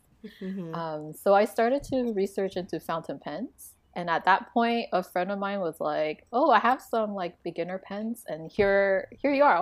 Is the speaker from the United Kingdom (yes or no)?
no; Taiwan; moved away; also born or lived in Canada; growing up in Taiwan, you have sticker books